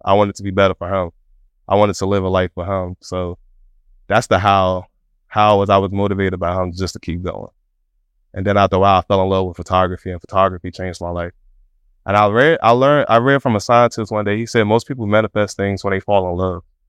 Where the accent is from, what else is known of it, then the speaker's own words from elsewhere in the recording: Washington, District of Columbia, United States; We grew up in Southeast D C